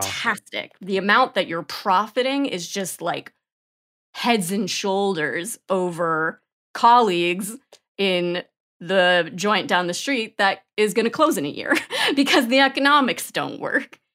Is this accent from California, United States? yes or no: no; New York, United States; moved away as an adult; now in Austin, United States; I grew up in New York and lived in New York and then moved to Austin in twenty eighteen